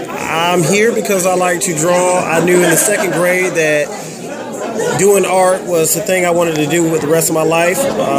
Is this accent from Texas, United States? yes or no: no; Columbia, South Carolina, United States; I'm from Columbia, South Carolina. Wasn't born here, but I lived here long enough to feel like I'm from here.